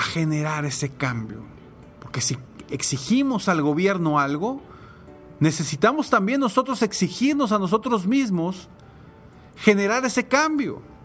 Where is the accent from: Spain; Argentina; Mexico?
Mexico; como mexicanos podemos pedir y exigir cambios positivos